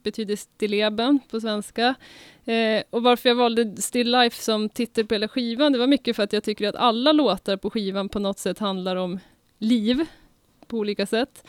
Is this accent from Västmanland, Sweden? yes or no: no; Uppsala, Uppsala County, Sweden; Vi är Mechatronic från Uppsala